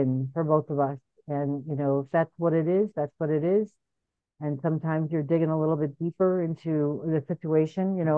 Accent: Chicago, Illinois, United States; also born or lived in Boston / California; I'm from Chicago, moved out to Boston to do all of that, came back to Chicago

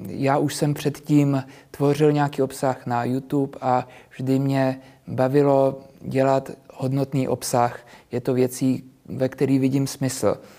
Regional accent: Prague, Czechia; Já narodil jsem se v Praze, většinu životu jsem, ta jsem tady byl, takže já jsem s tou Prahou úplně srostlý

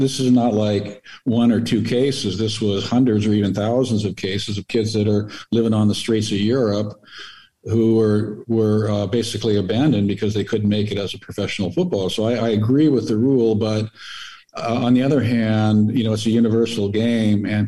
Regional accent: United States; being an American

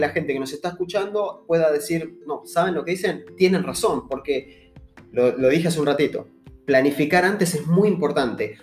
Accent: Argentina; nosotros somos argentinos, estamos en Argentina

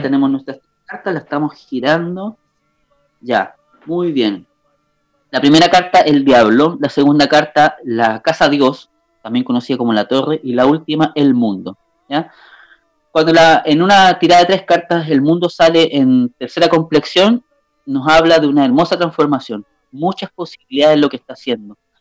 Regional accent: Limache, Valparaíso, Chile; yo soy eh, eh, de Chile, de Limache

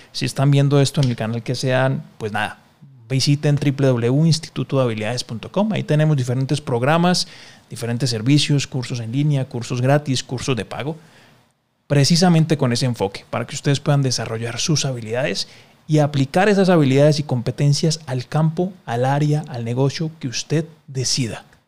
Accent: Colombia; yo soy colombiano

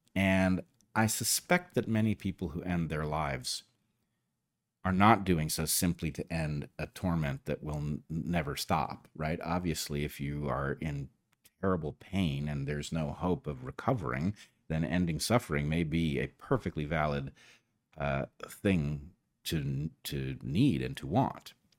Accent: United States; as an American

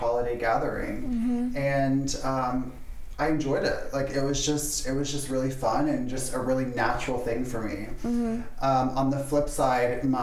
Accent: just outside of Orlando, Florida, United States; I was born and raised in Florida, just outside of Orlando.

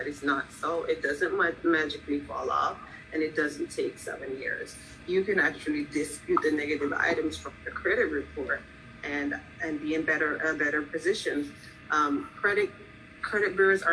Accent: Jamaica; also born or lived in Philadelphia; now in Florida, United States; I'm actually from Jamaica

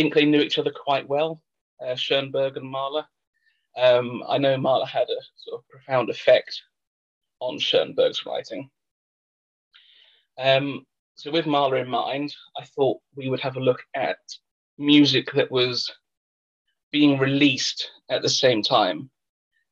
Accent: England, United Kingdom; I'm English

